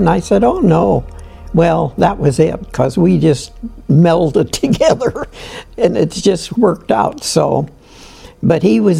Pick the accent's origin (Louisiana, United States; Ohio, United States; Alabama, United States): Ohio, United States; Canton; I'm from Canton, Ohio. I was born in 10/11/23